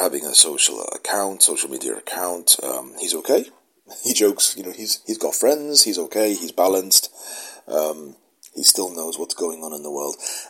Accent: United Kingdom; I'm British

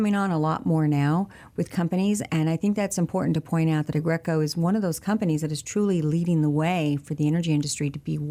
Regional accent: San Antonio, Texas, United States; I am from San Antonio, as you're aware, and we have a home in Corpus Christi

